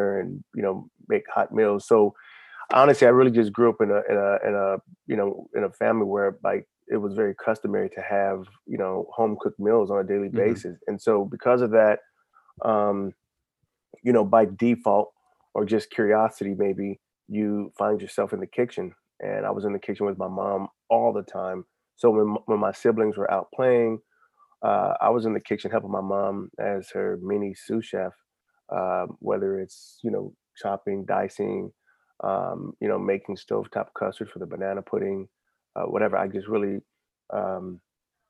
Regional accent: Alabama, United States; now in Alexandria, United States; I was born in Alabama

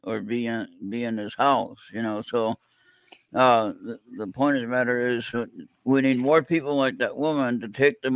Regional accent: California, United States; Born and raised in California.

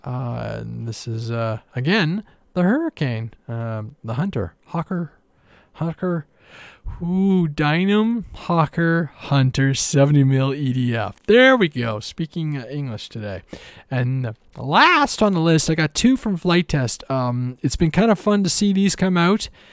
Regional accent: Canada; I'm Canadian

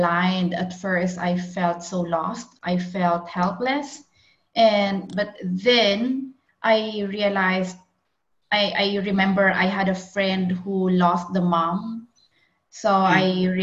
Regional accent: Philippines; moved away as an adult; also born or lived in Australia; now in Europe; I come from Philippines. And last 2 years ago, I moved here in Europe after I got married

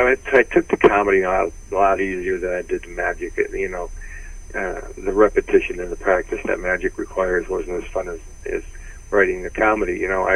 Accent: Detroit, Michigan, United States; I was from Detroit.

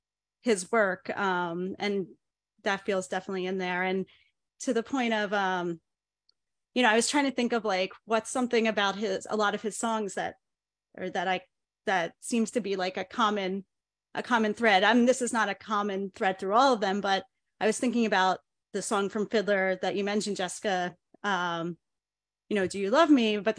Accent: Chicago, Illinois, United States; because I'm from Chicago, not New York.

